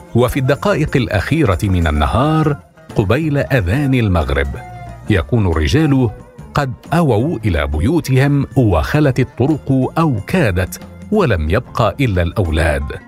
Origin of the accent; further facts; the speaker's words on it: Damascus, Damascus Governorate, Syria; moved away as an adult; نشات في دمشق وفي دمشق عرفت رمضان